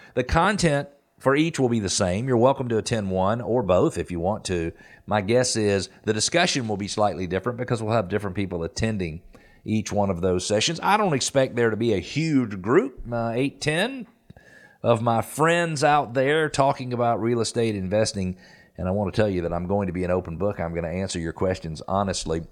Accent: Peachtree Corners, Georgia, United States; in Peachtree Corners, which is in my old stomping ground. That is where I grew up in Metro Atlanta.

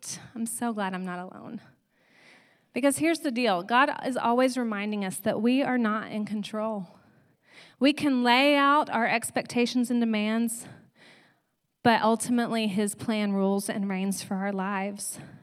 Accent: Granbury, Texas, United States; I was from Granbury, Texas, a town that no one really knew.

